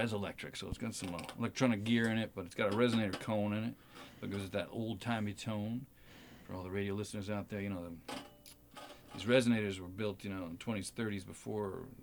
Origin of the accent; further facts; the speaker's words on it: Hawaii, United States; moved away; also born or lived in New York; I grew up in Hawaii